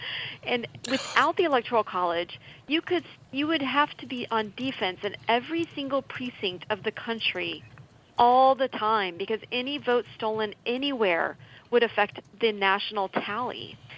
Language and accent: English; Texas, United States; Well, I'm going to get myself in trouble if I go off on Minnesota politics when I'm from Texas.